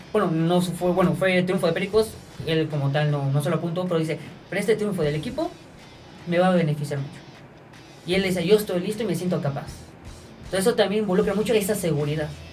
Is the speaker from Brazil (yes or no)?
no; Mexico; como mexicanos, pues sí queremos ver selecciones que nos representan